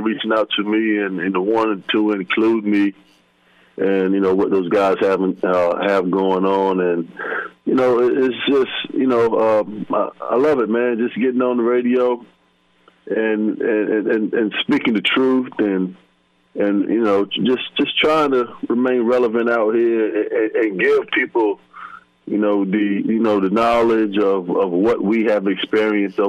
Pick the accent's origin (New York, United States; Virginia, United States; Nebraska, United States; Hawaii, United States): Virginia, United States; Virginia Beach; I was growing up in Virginia Beach, Virginia.